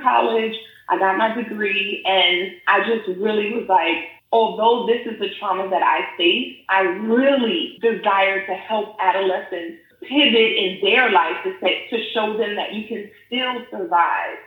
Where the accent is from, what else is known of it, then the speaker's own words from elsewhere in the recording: New York City, New York, United States; now in Maryland, United States; I'm originally from New York City